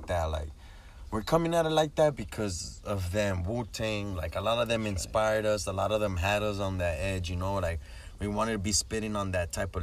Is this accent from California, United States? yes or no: yes; Daha, California, United States; first performance was in my hometown in Daha.